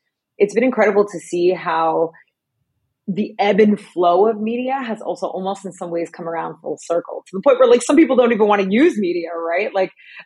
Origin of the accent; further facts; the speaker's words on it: New Jersey, United States; moved away as an adult; also born or lived in New York City; now in Los Angeles, United States; I'm from the great state of New Jersey